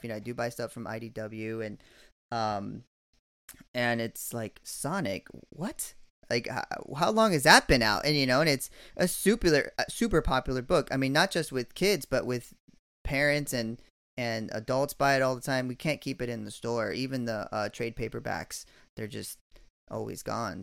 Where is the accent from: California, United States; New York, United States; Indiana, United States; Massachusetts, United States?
California, United States; moved away as an adult; I'm from California, but I haven't lived there in about, you know, I don't know, twenty years now